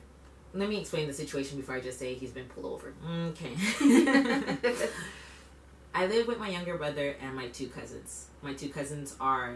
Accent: Quebec, Canada; born and raised in Quebec, first generation, I'm from here

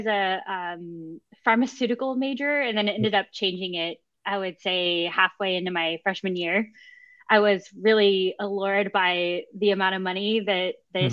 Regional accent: The Woodlands, Texas, United States; also born or lived in Mississippi / Houston, Texas; now in Austin, United States; I grew up in the Houston area. I'm from the Woodlands, right. Texas

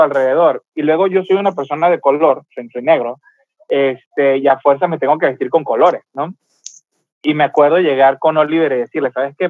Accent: Venezuela; now in Mexicali, Mexico; yo soy de Venezuela

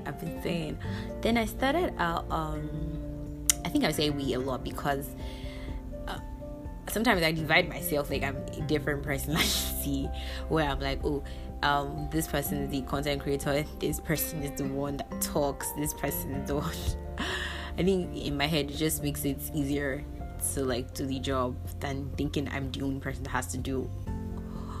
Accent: Nigeria

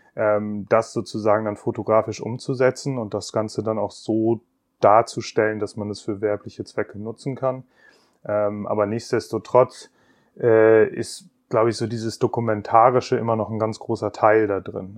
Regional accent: Bremen, Germany; ich bin in Bremen aufgewachsen

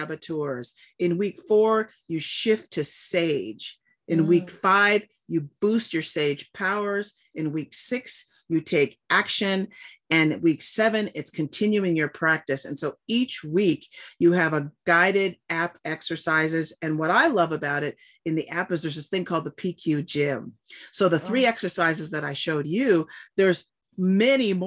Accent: Southern California, United States; I grew up in Southern California near all the beaches

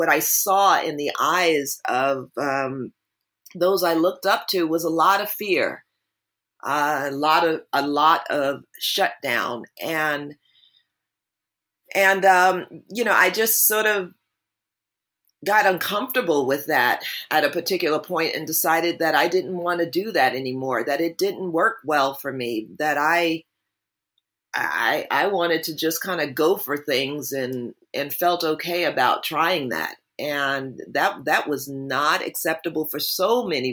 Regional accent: New Jersey, United States; I grew up in New Jersey

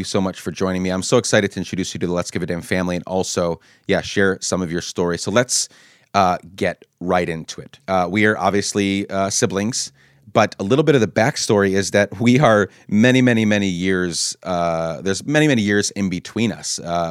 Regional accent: Guatemala; also born or lived in Honduras; now in United States; you said coming back to the U.S., we grew up in Guatemala and Honduras. Our family moved there when we were younger

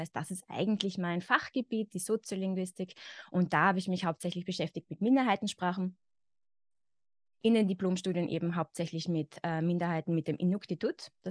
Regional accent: Carinthia, Austria; accent: Carinthian; now in Vienna, Austria; ich bin aus Österreich, ich bin in Österreich geboren, ich lebe zurzeit in Wien. Ich komme aber nicht aus Wien, also meine Familie stammt eigentlich aus dem Süden von Österreich, aus Kärnten. Das heißt, ich bin theoretisch mit dem Kärntner Dialekt aufgewachsen.

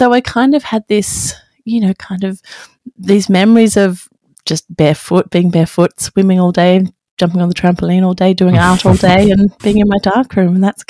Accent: Wagga Wagga, New South Wales, Australia; born or raised there; now in London, United Kingdom

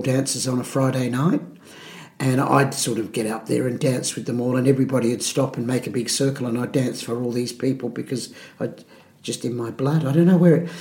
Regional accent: Adelaide, South Australia, Australia; In Adelaide, in the Adelaide Hills

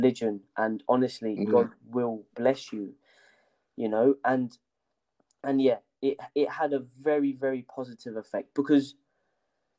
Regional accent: Kenya; moved away; I was born in Kenya

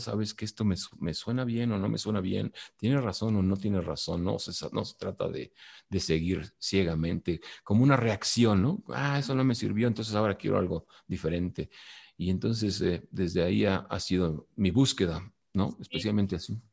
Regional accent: Mexico; also born or lived in Mexico City; now in Valle de Bravo, Mexico; yo no hice nada para ser mexicano, soy mexicano por una cuestión aleatoria geográfica

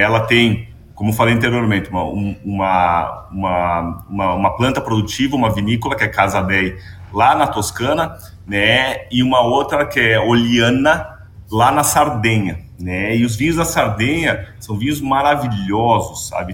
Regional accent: Bento Gonçalves, Rio Grande do Sul, Brazil; Eu nasci em Bento Gonçalves, Rio Grande do Sul

